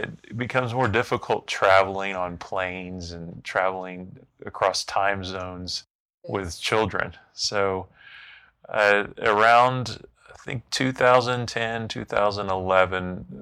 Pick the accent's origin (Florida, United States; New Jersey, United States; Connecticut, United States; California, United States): Florida, United States; Central; moved away as an adult; also born or lived in Oklahoma; I was raised in Central Florida